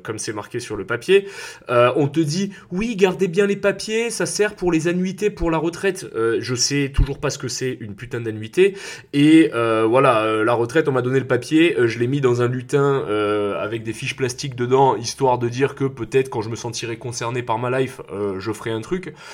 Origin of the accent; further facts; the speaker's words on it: south-east France, France; j'ai grandi dans le sud de la France